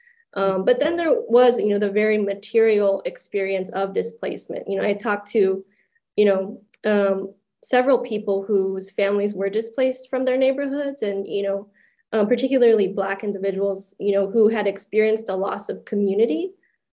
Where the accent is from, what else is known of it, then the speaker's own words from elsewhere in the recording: Los Angeles and Orange County area, Southern California, United States; moved away; I'm from Southern California, like Los Angeles and Orange County area.